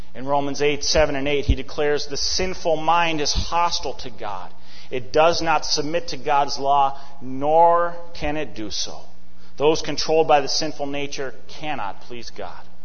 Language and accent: English; Eden Prairie, Minnesota, United States; moved away; back in my hometown of Eden Prairie